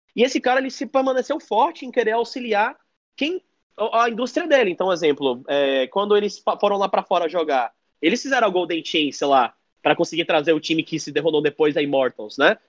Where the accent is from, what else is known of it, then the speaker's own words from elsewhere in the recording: Bahia, Brazil; eu gosto bastante da terra que eu moro, da terra que eu vivo e de onde eu venho.